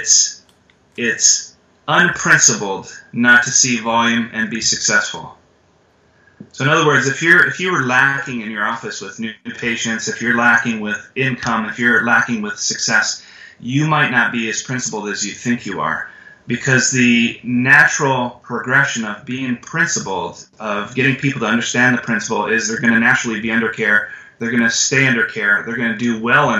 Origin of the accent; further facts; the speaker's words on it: Canada; moved away; I'm from Canada originally, and I was in high school, and I was working at a gas station.